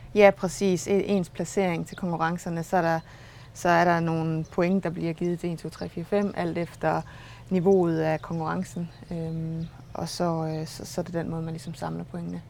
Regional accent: Struer, Central Denmark Region, Denmark; accent: Jutlandic; moved away; jeg er jo jøde, som man sagtens kan høre, og øh, jeg kommer fra Struer oprindeligt

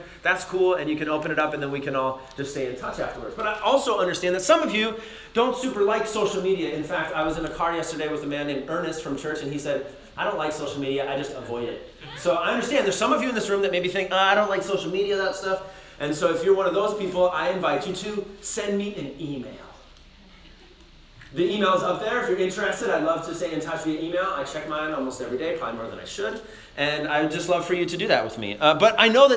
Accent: Minnesota, United States; moved away; I'm from Minnesota originally

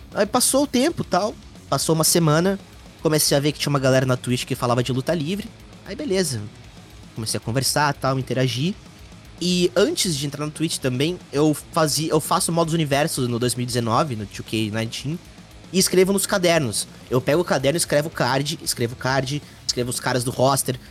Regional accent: Mogi das Cruzes, São Paulo, Brazil; moved away as an adult; now in São Paulo, Brazil; eu nasci em Mogi das Cruzes, São Paulo grande São Paulo. Uh, mudei para São Paulo, capital, em 2014.

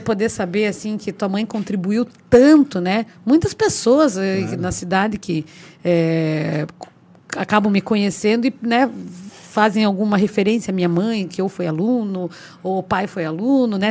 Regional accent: Paranaguá, Paraná, Brazil; eu nasci e fui criada ali atrás da Caixa d'Água, né, na Vila Paranaguá

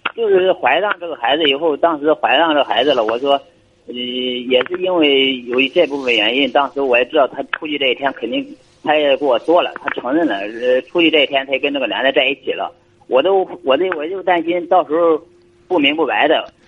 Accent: Weihai, Shandong, China; 我是山东威海这边

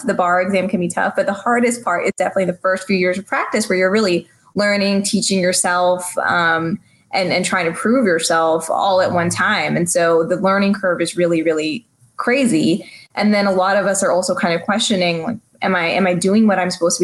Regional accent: San Antonio, Texas, United States; I grew up in San Antonio, Texas, which is a majority minority community.

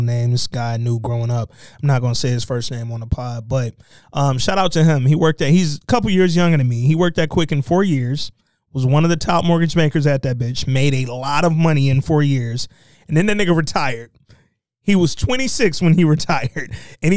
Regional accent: Gulf Coast, United States; I'm from the Gulf

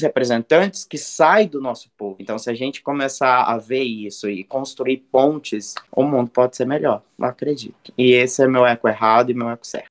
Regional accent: Cuiabá, Mato Grosso, Brazil; nós somos de Cuiabá, somos criados na educação salesiana

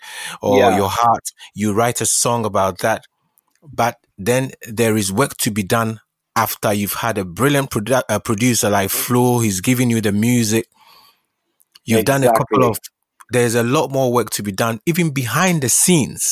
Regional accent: Ghana; when I was growing up, and I grew up in Ghana, we only had one TV channel.

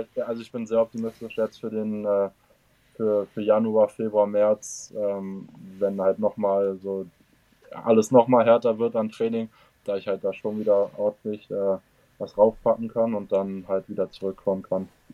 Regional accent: Germany; moved away as an adult; now in United States; als Deutscher

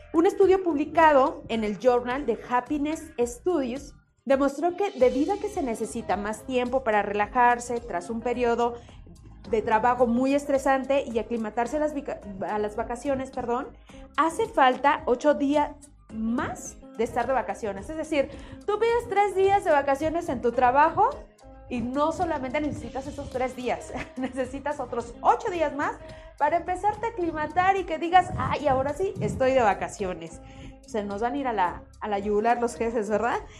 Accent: Mexico

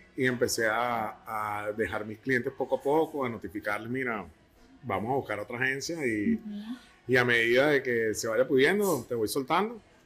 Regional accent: San Cristóbal, Táchira, Venezuela; moved away; Yo soy de San Cristóbal

